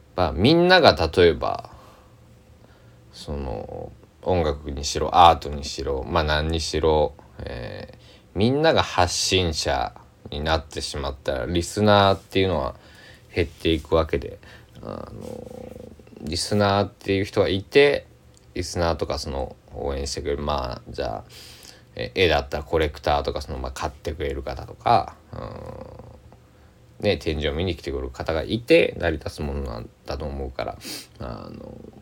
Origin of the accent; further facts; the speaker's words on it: Kochi, Japan; 僕は高知県出身なんですけども